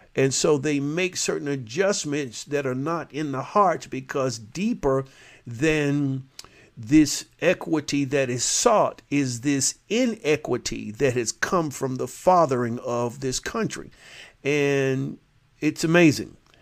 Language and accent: English; Jacksonville, Florida, United States; in my hometown, eh, which is one of the more, uh, lenient areas of, uh, that speaking to this racial inequity, and it's always been that way since the Confederacy, Jacksonville, Florida